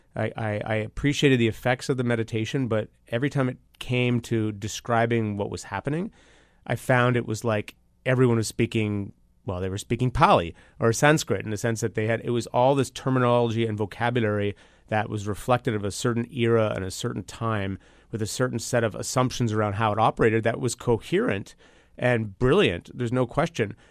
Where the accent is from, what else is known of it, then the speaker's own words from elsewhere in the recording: Toronto, Ontario, Canada; I'm from Toronto